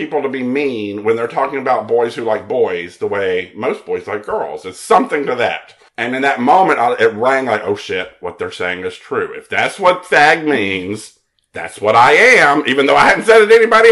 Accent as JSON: {"language": "English", "town": "Mobile", "region": "Alabama", "country": "United States", "tie": "born or raised there", "said": "I'm from Mobile, Alabama."}